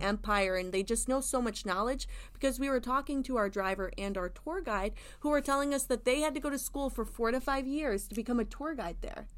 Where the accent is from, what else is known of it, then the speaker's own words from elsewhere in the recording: Indiana, United States; now in Florida, United States; I'm from Indiana